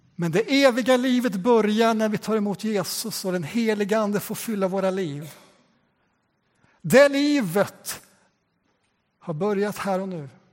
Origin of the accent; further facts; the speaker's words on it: Västgöta Plain, Västra Götaland, Sweden; ett av de missionskapell som jag växte upp i på Västgötaslätten